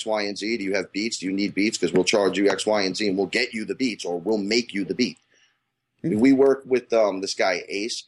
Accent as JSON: {"language": "English", "region": "New York", "country": "United States", "said": "being the New Yorker"}